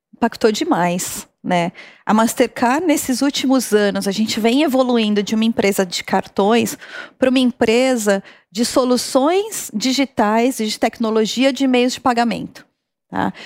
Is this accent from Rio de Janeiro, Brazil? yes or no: no; São Caetano do Sul, São Paulo, Brazil; saí lá de São Caetano